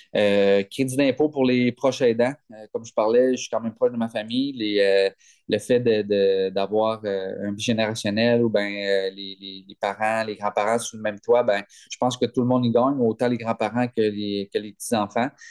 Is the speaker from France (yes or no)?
no; Gaspé, Quebec, Canada; Je viens de Gaspé